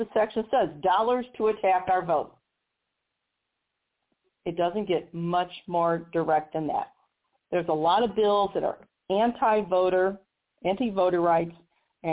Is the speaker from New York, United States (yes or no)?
no; Missouri, United States; in my home state of Missouri